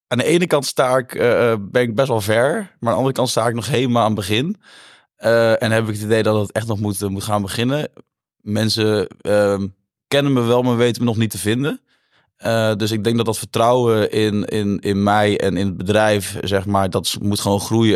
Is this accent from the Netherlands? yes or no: yes; Brummen, Gelderland, Netherlands; also born or lived in Zutphen; ik kom uit Zutphen, Brummen oorspronkelijk, in Zutphen op school gezeten